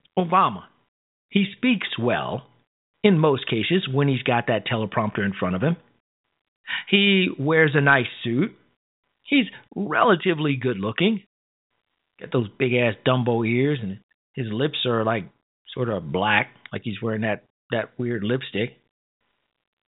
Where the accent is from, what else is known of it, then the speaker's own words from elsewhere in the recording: Chicago, Illinois, United States; moved away; I'm from Chicago. I'm from the South Side